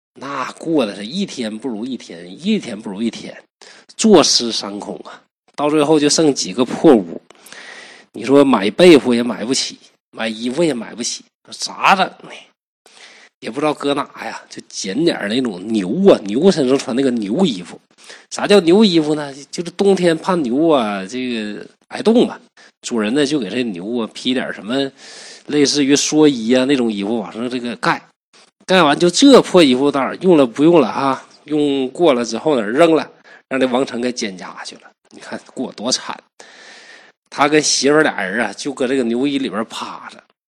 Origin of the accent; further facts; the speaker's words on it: Northeast China, China; 我是东北人